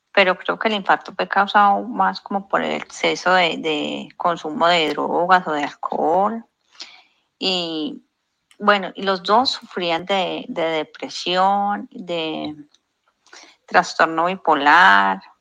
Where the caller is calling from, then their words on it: Colombia; Hola, buen día. … de Colombia.